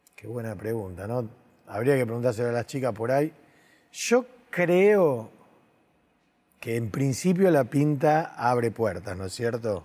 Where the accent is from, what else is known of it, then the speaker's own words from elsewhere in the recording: Argentina; yo soy de Argentina, soy del fin del mundo